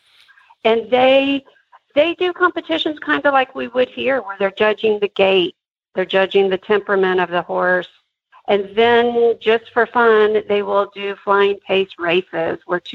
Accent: United States; you know how we are in America

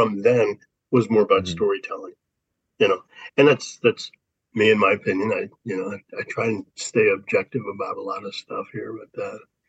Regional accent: St. Louis, Missouri, United States; I grew up in St. Louis

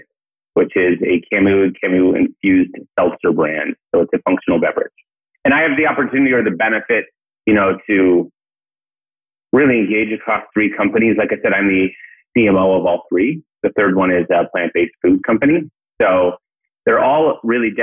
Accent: Portland, Oregon, United States; now in New York City, United States; I'm originally from Portland.

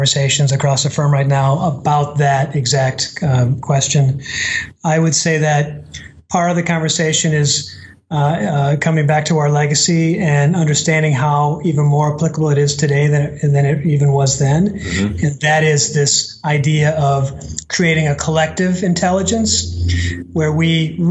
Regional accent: Midwest, United States; I'm from the Midwest

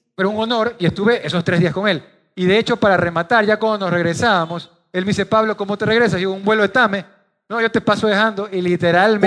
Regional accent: Guayaquil, Guayas, Ecuador; Soy de Guayaquil, 42 años de cepa y voy vivir toda mi vida aquí en Guayaquil

